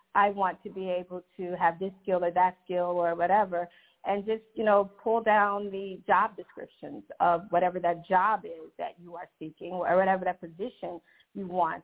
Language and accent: English; Chicago, Illinois, United States; moved away as an adult; now in Georgia, United States; I am originally from Chicago, the Chicagoland area, and I'm very new to the Georgia area